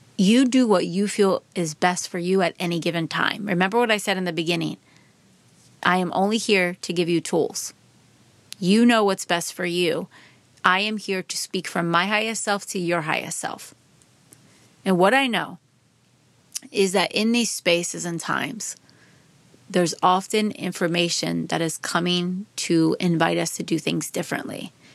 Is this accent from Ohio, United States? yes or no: no; Philadelphia suburbs, Pennsylvania, United States; I grew up in the Philadelphia suburbs, about forty-five minutes outside of Philadelphia